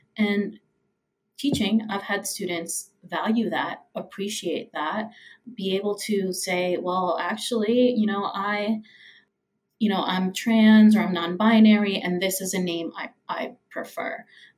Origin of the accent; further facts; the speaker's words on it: Puerto Rico; born there; I was born in Puerto Rico. I was born with … on my birth certificate.